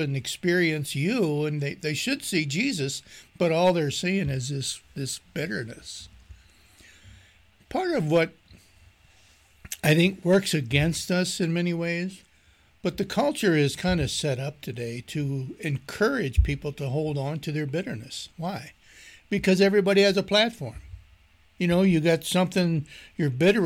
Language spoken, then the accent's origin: English; Maryland, United States; moved away; I'm from Maryland originally